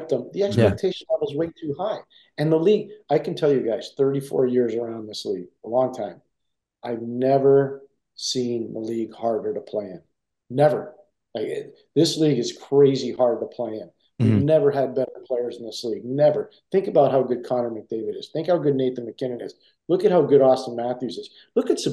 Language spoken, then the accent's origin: English; Montreal, Quebec, Canada; being a kid growing up in Montreal